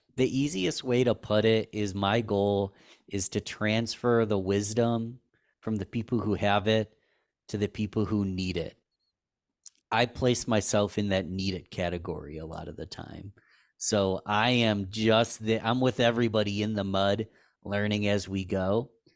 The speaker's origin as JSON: {"language": "English", "town": "Rochester", "region": "New York", "country": "United States", "tie": "born or raised there", "said": "I was from Rochester, New York"}